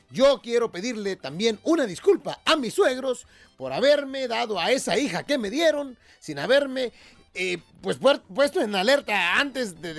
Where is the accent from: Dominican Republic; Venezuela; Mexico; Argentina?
Mexico; coast; costeño, con gusto saludarlos como siempre.